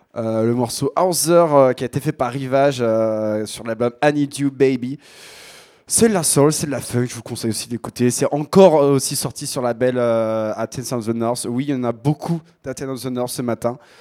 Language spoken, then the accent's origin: French; Picardy, Hauts-de-France, France; accent: Picard; Je viens de Picardie